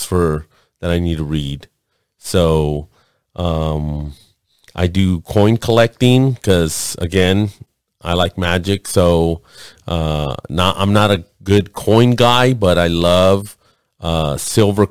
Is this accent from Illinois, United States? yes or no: no; Los Angeles, California, United States; I'm Mexican. Born and raised in East Los Angeles in Lincoln Hospital on Soto Street